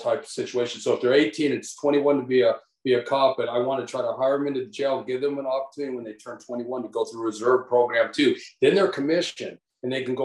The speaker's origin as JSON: {"language": "English", "town": "Tucson", "region": "Arizona", "country": "United States", "tie": "born or raised there", "said": "I grew up in Tucson"}